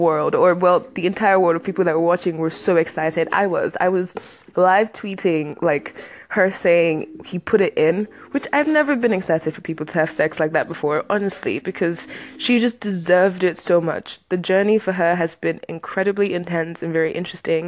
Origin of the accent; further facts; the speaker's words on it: Nigeria; I'm Nigerian